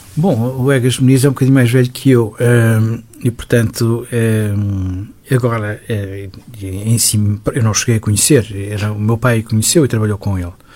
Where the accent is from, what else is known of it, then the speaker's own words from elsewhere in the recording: Lisbon, Portugal; vivia numa zona de Lisboa que era ainda praticamente rural. o Benfica, onde eu cresci